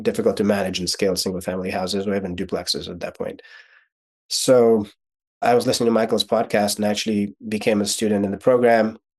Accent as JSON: {"language": "English", "region": "Kyiv", "country": "Ukraine", "tie": "born or raised there", "first_language": "Russian", "second_language": "English", "moved": "yes", "said": "So I was born in Ukraine. So my first language is actually Russian, not Ukrainian. But growing up in Ukraine, my first year of schooling was in Ukrainian"}